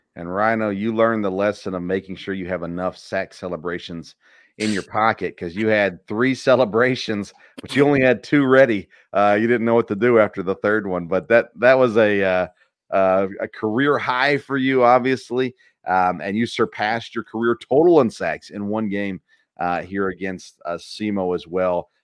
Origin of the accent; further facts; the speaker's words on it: Tennessee, United States; moved away; I grew up in Tennessee